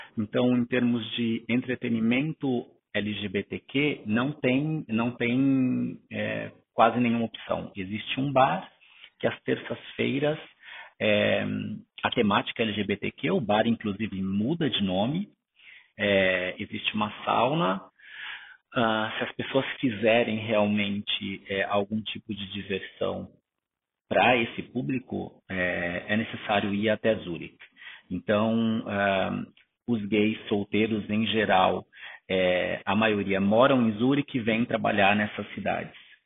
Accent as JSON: {"language": "Portuguese", "region": "São Paulo", "country": "Brazil", "tie": "born or raised there", "also_born_or_lived": "interior of Paraná, Brazil", "moved": "as an adult", "lives_now": "Basel, Switzerland", "said": "sou natural do interior do Paraná e cresci na cidade de São Paulo."}